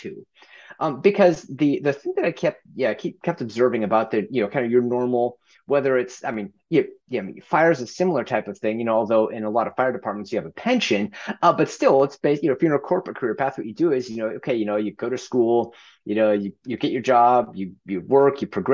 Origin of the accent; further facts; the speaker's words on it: Gresham, Oregon, United States; So if you go a little ways to the east of Portland, there's a suburb called Gresham. That's where I grew up